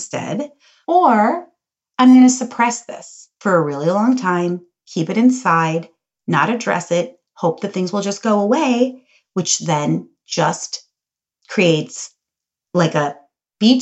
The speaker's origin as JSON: {"language": "English", "town": "Cincinnati", "region": "Ohio", "country": "United States", "tie": "born or raised there", "also_born_or_lived": "Green Bay, Wisconsin", "said": "I was born in Green Bay, Wisconsin, and then we moved to Cincinnati, Ohio. I grew up in a really joyful, loving family"}